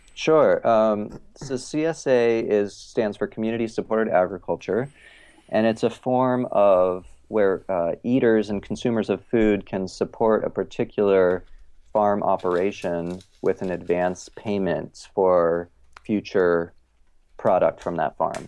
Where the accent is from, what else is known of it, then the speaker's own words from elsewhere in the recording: Eugene, Oregon, United States; also born or lived in Ohio; I grew up kind of in a, you know, a, like a small hippie college town, Eugene, Oregon.